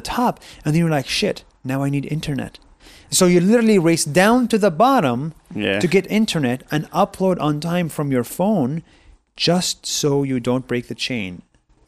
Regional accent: Israel; moved away as an adult; I grew up in Israel 20 years as an Arab Israeli

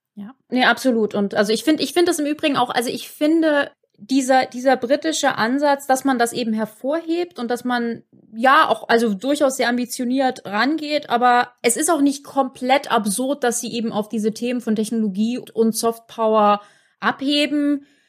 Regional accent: Germany; als Deutsche

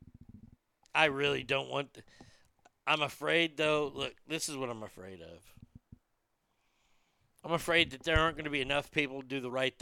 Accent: Garland, Texas, United States; my hometown of Garland, Texas

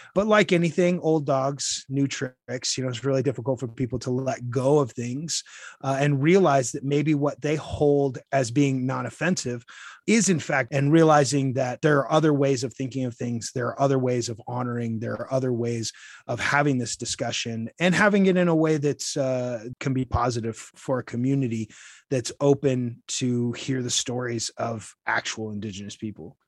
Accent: Utah, United States; moved away as an adult; also born or lived in Washington, D.C. / El Paso County, Colorado; now in Colorado Springs, United States; I grew up in Utah.

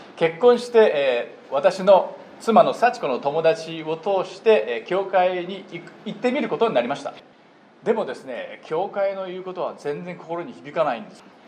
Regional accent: Japan; moved away as an adult; now in United States; 私は61年前日本で生まれ育ちました

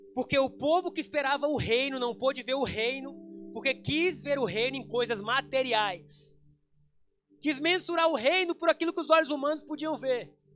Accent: Brazil; quando eu nasci no Brasil, eu me tornei um cidadão brasileiro

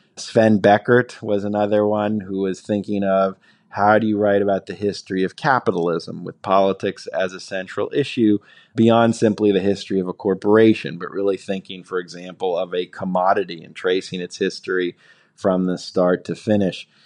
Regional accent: New Jersey, United States; I grew up in New Jersey

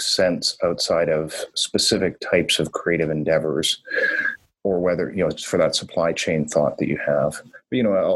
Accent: Northern Ontario, Canada; also born or lived in Toronto / São Paulo / Singapore; now in Vancouver, Canada; I grew up in Northern Ontario and Northern Canada

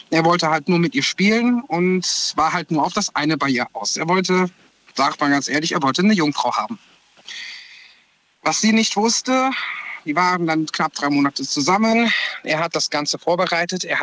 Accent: Koblenz, Rhineland-Palatinate, Germany; Ich komme aus der Ecke von Koblenz.

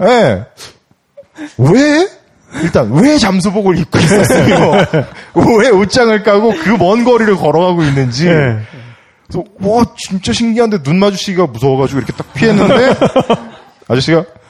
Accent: South Korea; 저는 한국 사람이라서

